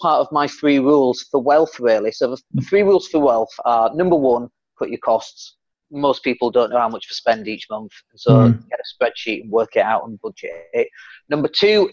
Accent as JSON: {"language": "English", "town": "Leeds", "region": "Yorkshire and the Humber", "country": "United Kingdom", "also_born_or_lived": "Spain", "said": "I come from Leeds, and you might be able to tell from the accent"}